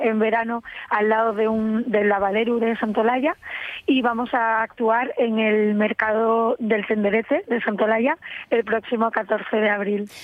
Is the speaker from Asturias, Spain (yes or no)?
yes; Gijón, Asturias, Spain; moved away as an adult; also born or lived in Paris, France / Cabranes, Asturias; yo soy de Gijón